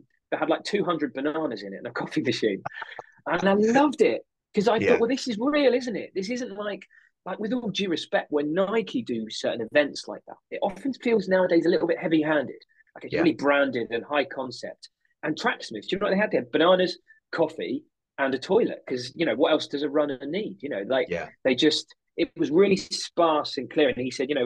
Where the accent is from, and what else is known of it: United Kingdom; accent: UK